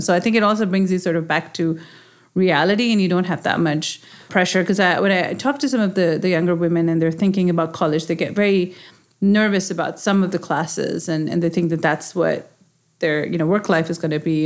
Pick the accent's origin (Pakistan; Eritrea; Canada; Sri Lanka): Pakistan; moved away as an adult; now in United States; growing up in Pakistan and having such a strong connection, I, I moved here when I was, you know, my twenties.